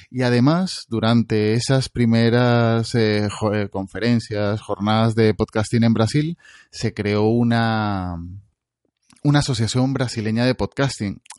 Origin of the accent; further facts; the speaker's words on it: Venezuela; moved away; soy venezolano y ya escuchaba en Venezuela